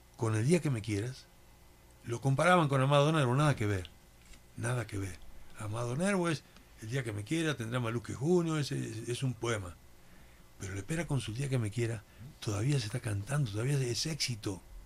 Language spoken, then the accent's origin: Spanish; Santa Fe, Argentina; moved away; Yo soy de Santa Fe, en Argentina.